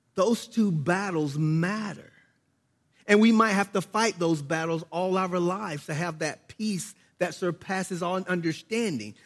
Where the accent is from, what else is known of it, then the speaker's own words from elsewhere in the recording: United States; I was born in America